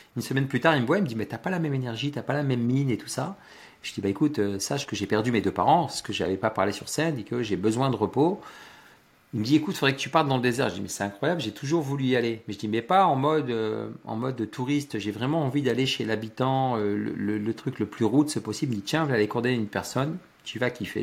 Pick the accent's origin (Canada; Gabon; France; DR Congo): France; Loos-en-Gohelle, Hauts-de-France; J'habite à, à Los à côté de Lens, dans le Pas-de-Calais. Je suis un ch'timi, je suis un boyau rouge, je suis né là-bas